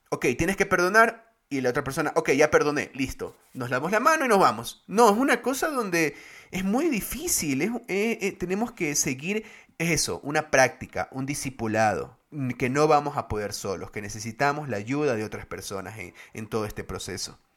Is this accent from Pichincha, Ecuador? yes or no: no; Guayaquil, Guayas, Ecuador; now in Quito, Ecuador; Paradójicamente eso es chistoso porque yo soy de Guayaquil, pero conocí a los menonitas acá en Quito.